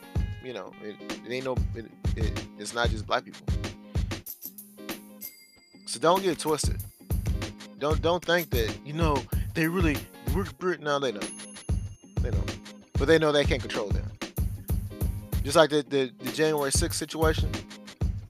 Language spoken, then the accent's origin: English; United States; we're Americans